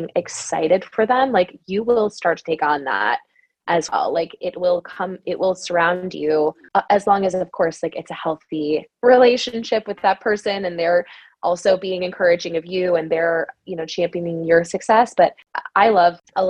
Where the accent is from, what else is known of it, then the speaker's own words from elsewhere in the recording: Wisconsin, United States; I'm from Wisconsin